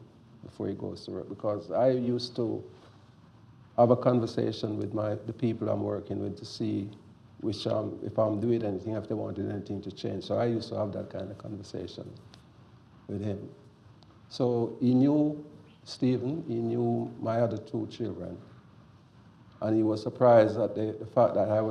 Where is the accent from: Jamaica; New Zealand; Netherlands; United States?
Jamaica; I'm a Jamaican.